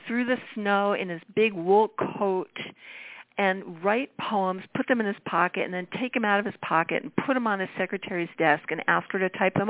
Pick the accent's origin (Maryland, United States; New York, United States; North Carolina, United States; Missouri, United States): New York, United States; now in Los Angeles, United States; I LA, obviously I live here, so I'm doing everything here. New York, I grew up in New York, so I always go back there.